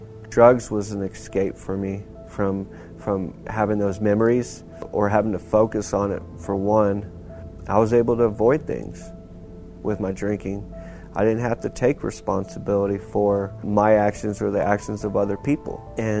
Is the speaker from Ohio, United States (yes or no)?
no; Lubbock, Texas, United States; I am 39 years old. I'm from Lubbock, Texas.